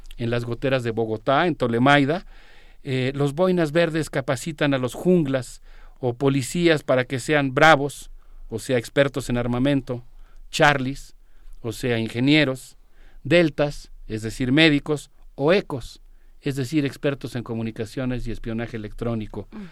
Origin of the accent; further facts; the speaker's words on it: Mexico; como mexicanos y como profesionistas